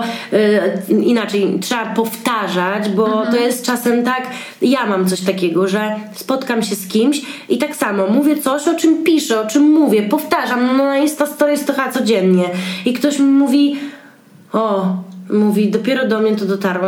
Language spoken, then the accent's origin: Polish; Białystok, Podlaskie Voivodeship, Poland; now in Warsaw, Poland; ja jestem z Białego Stoku i bardzo lubię jeździć do siebie na Podlasie